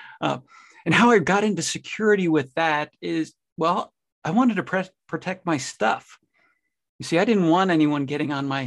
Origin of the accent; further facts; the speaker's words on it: New Jersey, United States; moved away as an adult; also born or lived in Michigan; now in Nebraska, United States; I grew up in New Jersey on the East Coast